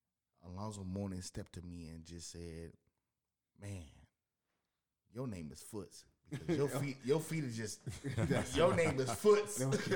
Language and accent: English; Miami, Florida, United States; I'm originally from Miami.